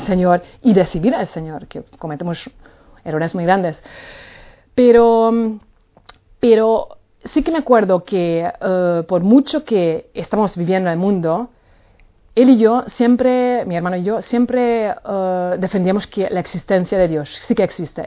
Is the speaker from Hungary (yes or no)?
yes; Hungary; Spanish is a second language; moved away as an adult; now in Palma de Mallorca, Spain; soy húngara, nací en Hungría hace 45 años y mm, bueno, ya llevo aquí 18 años